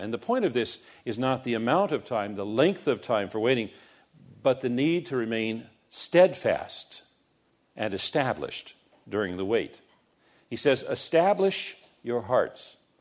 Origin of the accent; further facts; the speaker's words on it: United States; as American Christians